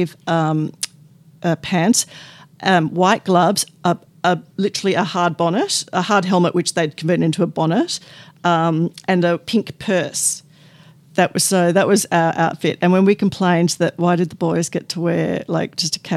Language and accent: English; Essendon, Victoria, Australia; also born or lived in London; now in Edithvale, Australia; I grew up in Essendon